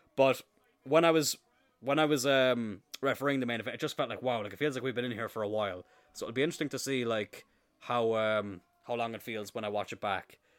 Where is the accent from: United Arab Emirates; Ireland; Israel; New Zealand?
Ireland; Cloyne, Munster; I grew up in countryside in East Cork